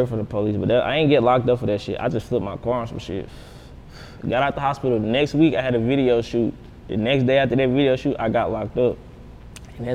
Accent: Huntsville, Alabama, United States; But now I'm from Bama, Huntsville, to be exact.

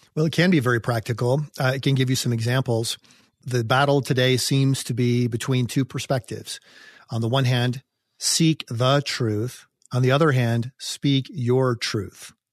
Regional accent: United States; as an American

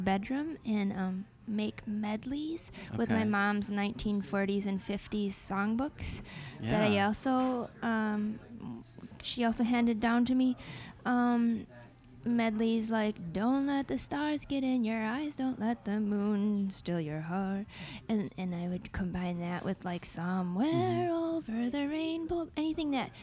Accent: northern Wisconsin, United States; We didn't even really do marching band in northern Wisconsin because it was so cold

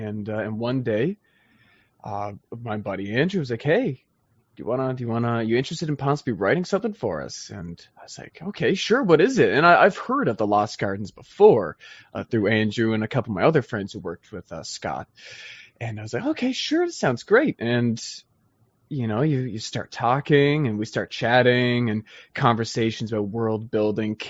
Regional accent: Prince Edward Island, Canada; now in Newfoundland, Canada; I was born and raised on Prince Edward Island

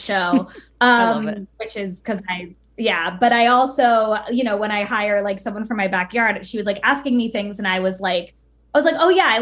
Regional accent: United States; I'm Cuban American

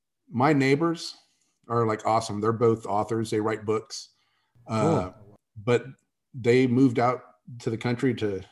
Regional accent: San Antonio, Texas, United States; I grew up in San Antonio, Texas.

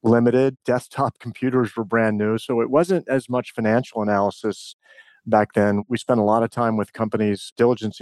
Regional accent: Richmond, Virginia, United States; I grew up in Richmond, Virginia

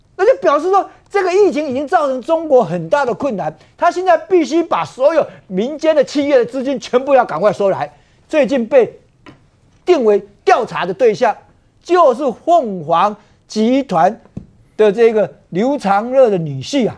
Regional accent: Taiwan; 作为一个台湾人

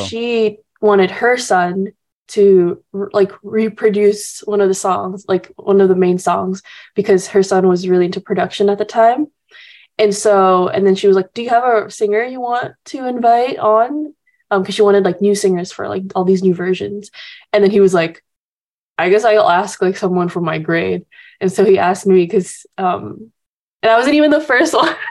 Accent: Jakarta, Indonesia; now in Los Angeles, United States; my dad's from Texas and my mom's Indonesian, um, and so I grew up kind of just like b- all, born and raised in Indonesia

